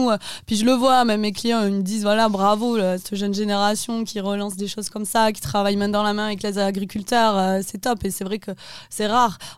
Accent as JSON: {"language": "French", "town": "Brussels", "region": "Brussels-Capital Region", "country": "Belgium", "said": "Bon, je suis de Bruxelles"}